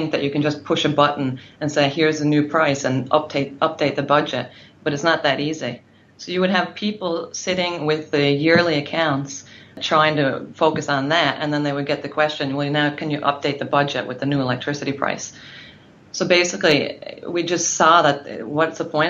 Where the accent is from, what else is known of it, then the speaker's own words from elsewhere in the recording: Newfoundland and Labrador, Canada; moved away as an adult; now in Norway; I'm from Newfoundland in Canada, and I've lived in Norway for 13 years, so my English is a little bit rusty.